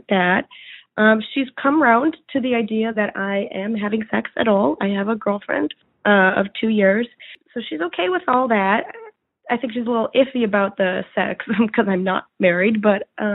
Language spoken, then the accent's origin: English; Boston, Massachusetts, United States; now in Chicago, United States; I am from Boston